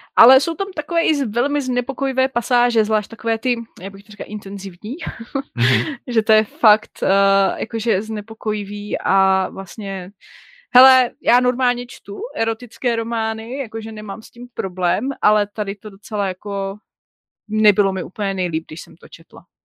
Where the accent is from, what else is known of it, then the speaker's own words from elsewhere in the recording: Czechia; my jako Češi